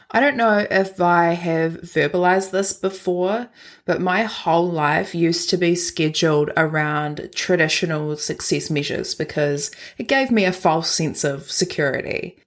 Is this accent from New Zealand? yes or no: yes; Christchurch, Canterbury, New Zealand; moved away; I was born and raised in Christchurch